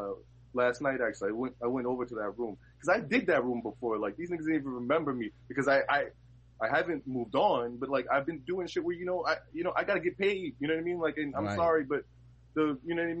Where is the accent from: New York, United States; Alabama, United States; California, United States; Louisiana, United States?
New York, United States; New York City; I'm from Harlem